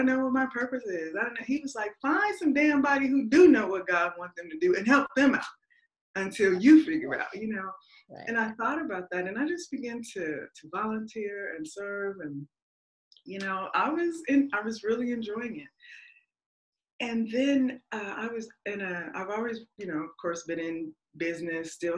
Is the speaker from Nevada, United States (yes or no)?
yes; Las Vegas, Nevada, United States; I'm from Vegas.